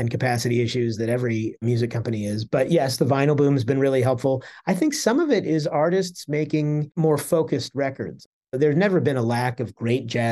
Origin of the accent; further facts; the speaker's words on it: Washington, District of Columbia, United States; I grew up in Washington, D.C.